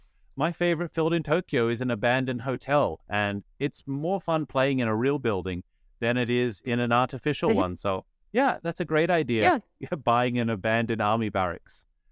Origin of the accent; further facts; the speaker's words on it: Australia; I'm Australian